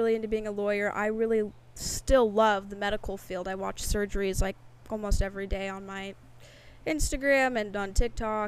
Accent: Bend, Oregon, United States; moved away; I grew up in a little town called Bend, Oregon

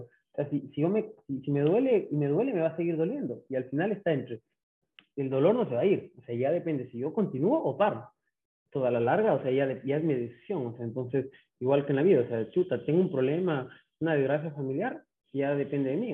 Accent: Ambato, Tungurahua, Ecuador; also born or lived in Quito; now in Guayaquil, Ecuador; nacido en Quito, pero eh, viví en Ambato desde año y medio

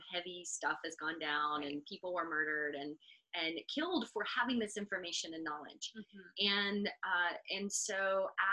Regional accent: United States

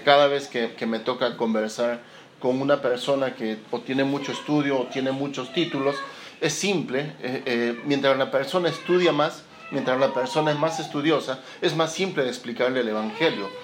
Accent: Lima, Peru; moved away as an adult; now in Chile; yo nací en Lima, en Perú, en el año 1975

